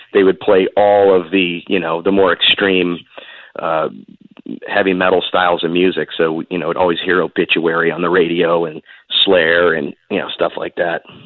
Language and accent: English; Seminole, Florida, United States; a mall right where I where I lived in Seminole called Gateway Mall